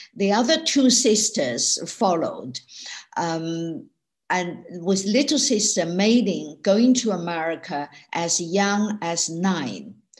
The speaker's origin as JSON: {"language": "English", "region": "Sichuan", "country": "China", "tie": "born or raised there", "second_language": "English", "moved": "as an adult", "lives_now": "United Kingdom", "said": "when I was growing up in China in the 1950s, 60s, and 70s"}